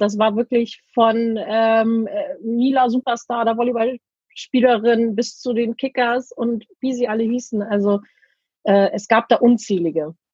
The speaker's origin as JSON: {"language": "German", "town": "Laboe", "region": "Schleswig-Holstein", "country": "Germany", "tie": "born or raised there", "said": "Bin ein äh, gebürtiges Nordlicht, ein sehr glückliches Nordlicht. Und ähm, ja, meine Eltern, äh, wir, also wir haben immer in Labö gewohnt"}